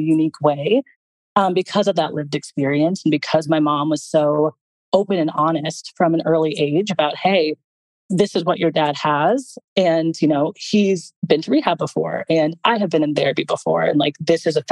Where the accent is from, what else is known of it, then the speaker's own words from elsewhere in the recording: Los Angeles, California, United States; also born or lived in Italy / San Francisco; I was born and raised in Los Angeles